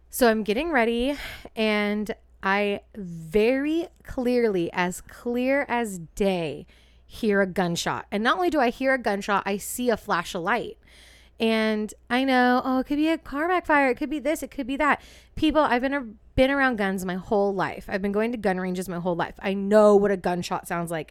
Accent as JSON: {"language": "English", "area": "East Bay", "region": "California", "country": "United States", "said": "We're from the East Bay, home of the original Martini"}